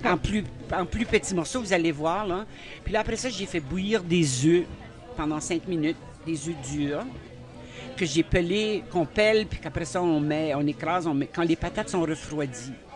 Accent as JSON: {"language": "French", "town": "Saint-Basile", "region": "New Brunswick", "country": "Canada", "tie": "born or raised there", "moved": "yes", "lives_now": "Bouctouche, Canada", "said": "J'ai grandi à Saint-Basile, moi, au Nouveau-Brunswick"}